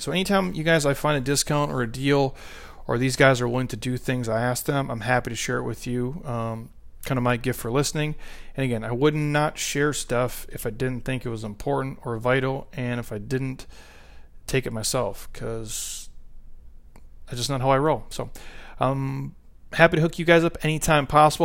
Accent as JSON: {"language": "English", "region": "Midwest", "country": "United States", "tie": "born or raised there", "said": "I grew up in the Midwest"}